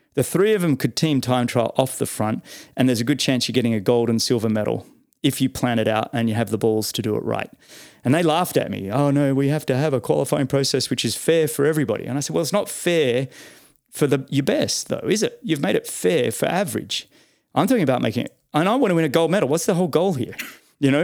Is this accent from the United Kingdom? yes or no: no; Australia; as an Aussie